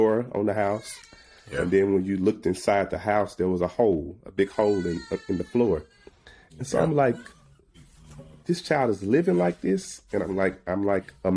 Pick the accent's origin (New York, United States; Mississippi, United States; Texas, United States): Mississippi, United States; Jackson; I'm from Jackson